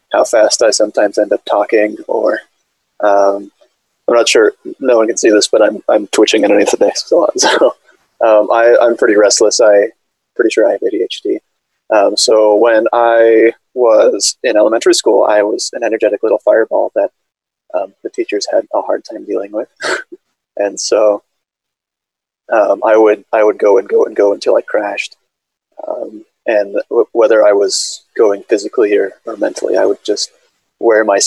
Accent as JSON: {"language": "English", "town": "Gresham", "region": "Oregon", "country": "United States", "tie": "born or raised there", "also_born_or_lived": "Utah", "said": "I was born in Utah, but for the most part, I lived in Portland, Oregon, a town called Gresham, just east of Portland. We moved there when I was very little"}